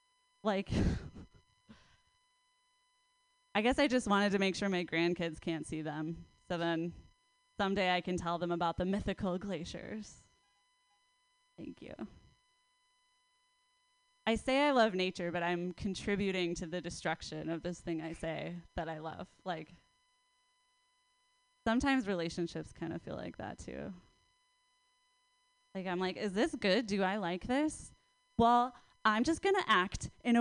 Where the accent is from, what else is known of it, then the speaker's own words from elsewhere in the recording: Minnesota, United States; moved away as an adult; now in Oakland, United States; I'm from Minnesota